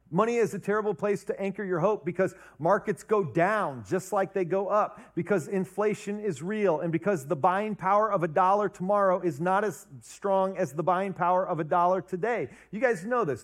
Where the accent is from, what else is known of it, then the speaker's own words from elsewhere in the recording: Ohio, United States; now in Wisconsin, United States; I was born and raised in Ohio